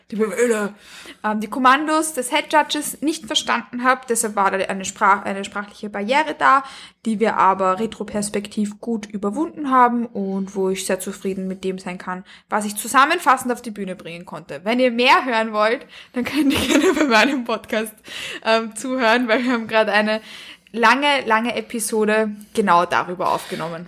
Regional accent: Vienna, Austria; Ich komme aus Wien ich lebe in Wien und ich komme auch aus Wien

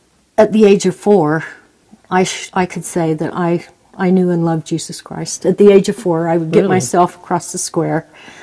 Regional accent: Preston, Idaho, United States; also born or lived in Lewiston, Utah; I was raised in Preston, Franklin County, Idaho, mostly. But they're all within 12 miles of each other, you know.

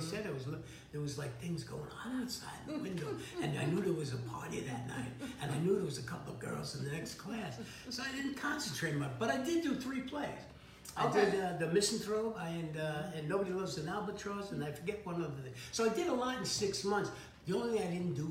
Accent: New York City, New York, United States; moved away as an adult; also born or lived in Hermosa Beach; an Irish Catholic from the mm-hmm. Bronx

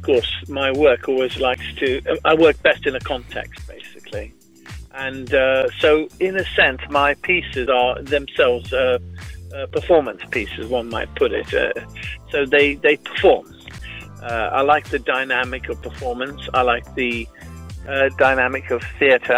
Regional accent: West Bengal, India; now in United Kingdom; I was born in India. I grew up there within a Jewish community.

